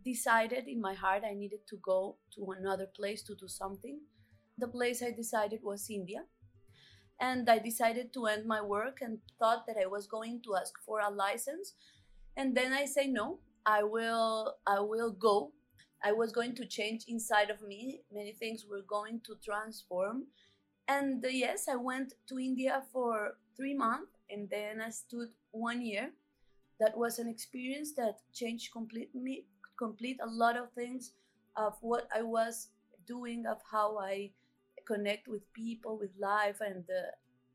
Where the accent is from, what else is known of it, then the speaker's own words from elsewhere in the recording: Cali, Valle del Cauca, Colombia; also born or lived in Bogotá; In the beginning of my life, I was from Cali. I was living here and with my family